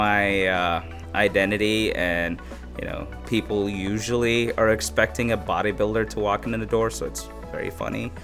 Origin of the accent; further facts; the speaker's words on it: Abu Dhabi, United Arab Emirates; moved away as an adult; also born or lived in Somaliland; now in Chicago, United States; I came from Abu Dhabi. That's where I grew up